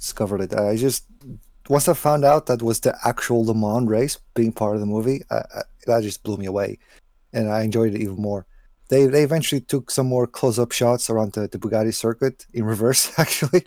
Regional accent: Portugal; my hometown in Portugal

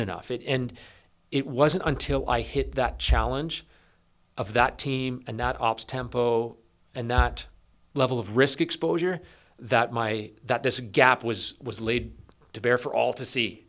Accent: East Coast of Canada, Canada; moved away as an adult; also born or lived in British Columbia; I grew up on the East Coast of Canada, um, small town

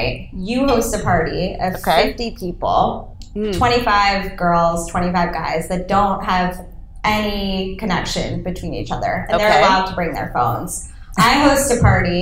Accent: New York, United States; I am born and raised in New York

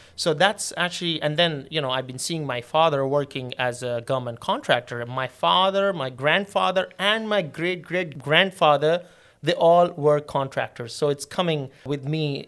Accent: Karachi, Sindh, Pakistan; moved away as an adult; also born or lived in England; I'm originally from Pakistan, and my place of birth is Karachi

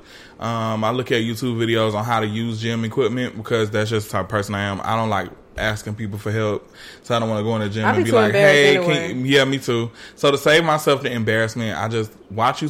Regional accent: Atlanta, Georgia, United States; technically I'm from Southwest Atlanta. I did live on the West Side for a lot of my life

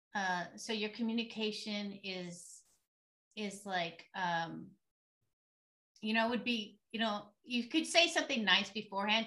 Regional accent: San Diego, California, United States; I grew up in San Diego, California, so by the beach, so we were pretty hippie-ish

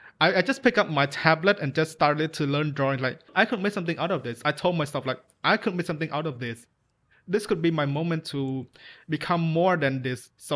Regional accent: Cambodia; I'm obviously from Cambodia.

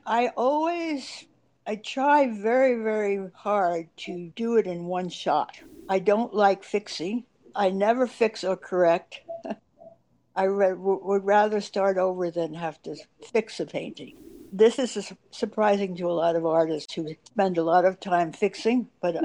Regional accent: New York City, New York, United States; growing up in New York City at the time

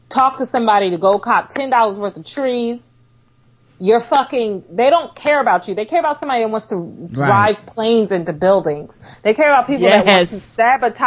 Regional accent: New York, United States; I'm a New Yorker.

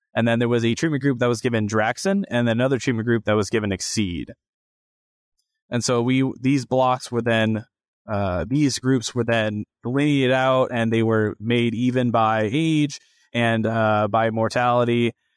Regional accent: Grinnell, Iowa, United States; I'm originally from Grinnell, Iowa

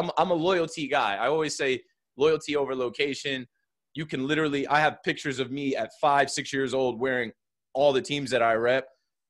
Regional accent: Jersey Shore, New Jersey, United States; I grew up in the Jersey Shore area

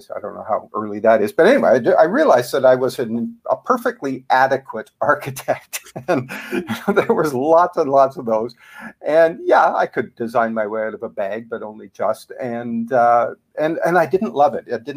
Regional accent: Canada; accent: Canadian; now in United States; I'm a Canadian originally. You'll probably pick that up in my accent.

